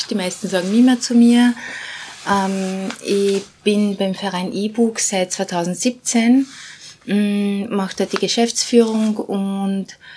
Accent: Bosnia & Herzegovina; now in Austria; ich komme ursprünglich aus Bosnien, bin seit 92 in Österreich.

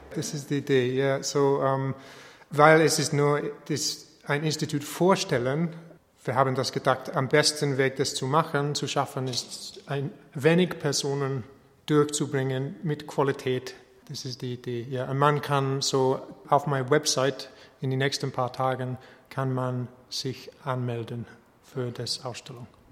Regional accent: England, United Kingdom; German is a second language; moved away as an adult; now in Linz, Austria; Ich wohne in Linz seit 2013, aber ich bin äh, eigentlich ein Engländer

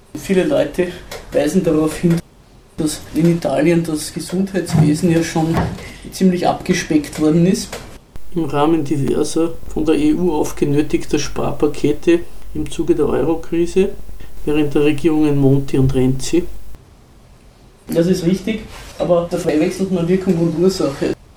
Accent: Zell am See, Salzburg, Austria; Wir sind ja beide aus Zell am See

